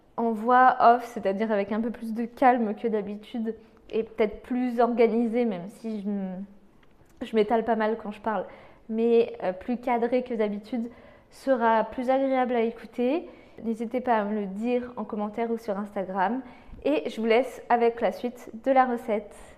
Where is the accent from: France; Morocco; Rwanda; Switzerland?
France; nous en tant que Français